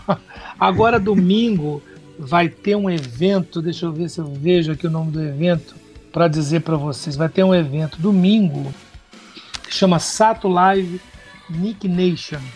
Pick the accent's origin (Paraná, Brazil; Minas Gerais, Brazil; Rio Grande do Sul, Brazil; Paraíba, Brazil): Minas Gerais, Brazil; moved away as an adult; now in São Paulo, Brazil; Eu vim pra cá com 18 anos.